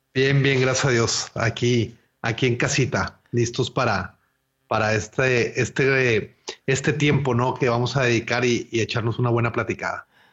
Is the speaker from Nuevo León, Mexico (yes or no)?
yes; Monterrey, Nuevo León, Mexico; yo nací en, Monterrey eh, en, los, en el año 1980, eh, aquí, aquí mismo en Monterrey, y tengo toda mi infancia, eh, pues aquí